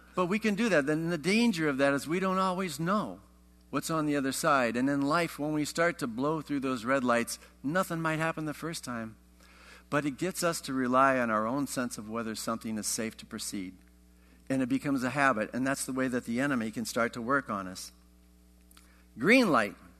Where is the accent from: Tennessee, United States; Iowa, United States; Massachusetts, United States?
Iowa, United States; I grew up in Iowa